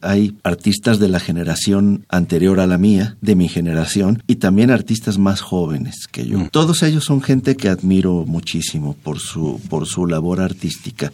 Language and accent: Spanish; Yucatán, Mexico